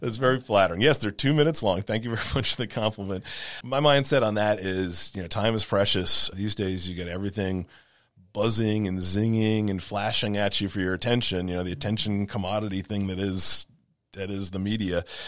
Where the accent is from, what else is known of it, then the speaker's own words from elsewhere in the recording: Rhode Island, United States; moved away as an adult; now in New Orleans, United States; a small town newspaper in my hometown in Rhode Island